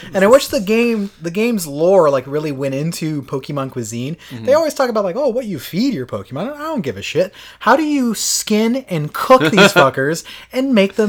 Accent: Florida, United States; We come from Florida.

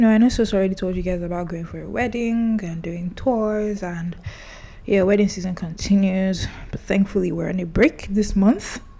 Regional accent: Kogi, Nigeria; But, but I know this because I'm from Kogi State, and yeah.

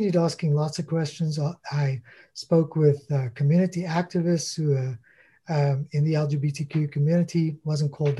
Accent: South Africa; now in Canada; I grew up in South Africa

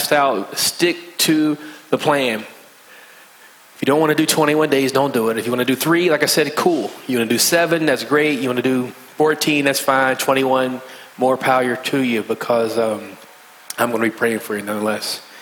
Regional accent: West Virginia, United States; accent: country slang; moved away; I'm from West Virginia, so I have a bit of a country slang

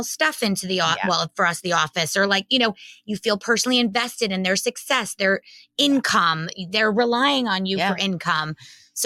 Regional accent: Old Tappan, New Jersey, United States; Old Span, New Jersey, where I grew up

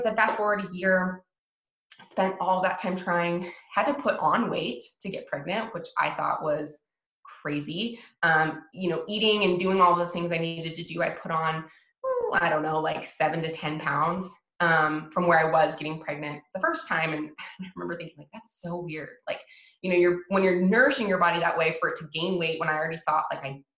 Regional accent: Washington, United States; moved away as an adult; also born or lived in Hawaii; I'm from Washington State. I moved to Hawaii and lived in Hawaii for years and then moved back

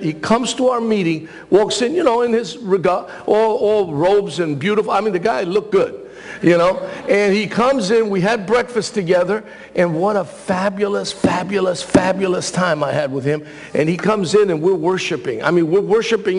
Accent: New York City, New York, United States; also born or lived in Thessaloniki, Greece; I grew up in Washington Heights. And I was born in Thessaloniki.

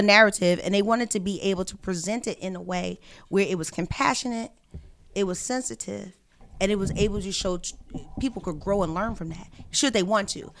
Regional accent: Philadelphia, Pennsylvania, United States; moved away as an adult; also born or lived in Atlanta / New York; I'm from West Philadelphia

